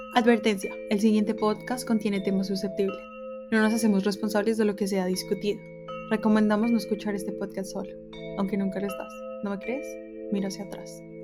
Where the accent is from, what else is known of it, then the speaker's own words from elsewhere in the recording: Colombia; nosotros como colombianos